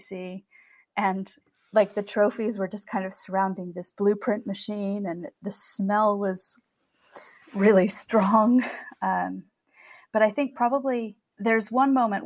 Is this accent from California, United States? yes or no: yes; California, United States; moved away as an adult; also born or lived in Europe; we are from California. In fact, we come from a long line of farmers here in Ventura County in California.